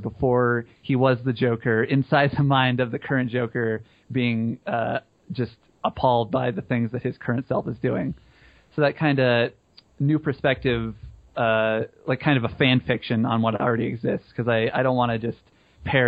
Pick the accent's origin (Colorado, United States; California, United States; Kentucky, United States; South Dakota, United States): Colorado, United States; We're from Colorado